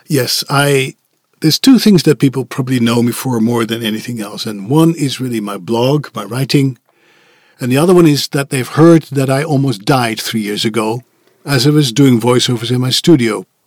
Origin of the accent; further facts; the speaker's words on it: Netherlands; English is a second language; moved away as an adult; It was where I was born, raised, and educated